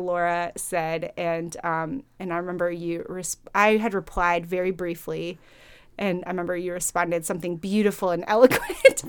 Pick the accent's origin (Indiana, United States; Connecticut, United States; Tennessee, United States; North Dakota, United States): Indiana, United States; Fort Wayne; moved away as an adult; also born or lived in Chicago, Illinois; I grew up in Fort Wayne, Indiana, actually. I was born in Chicago, and then, um, I think when I was five or six, my family moved to Fort Wayne, Indiana